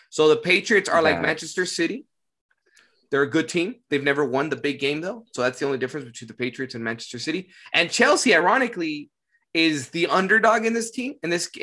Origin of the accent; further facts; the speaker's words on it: Mexico; I'm Mexican